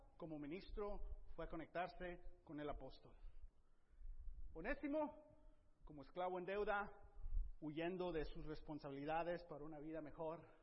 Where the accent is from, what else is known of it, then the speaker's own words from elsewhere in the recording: Nayarit, Mexico; now in United States; Yo crecí una parte en México, en Nayarit, donde eso no se usa